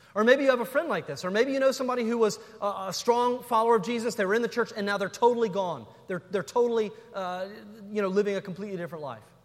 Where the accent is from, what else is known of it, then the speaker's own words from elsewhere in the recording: North Carolina, United States; I'm from North Carolina